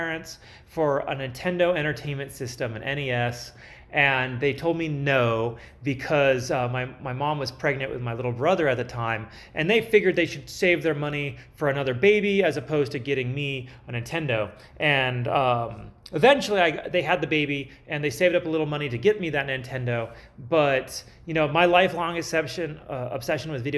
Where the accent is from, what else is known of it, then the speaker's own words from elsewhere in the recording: California, United States; moved away; I was from California.